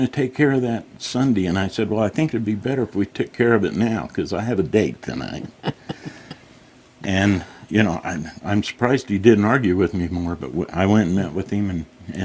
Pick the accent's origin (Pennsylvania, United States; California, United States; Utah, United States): Utah, United States; Plain City; I'm from Plain City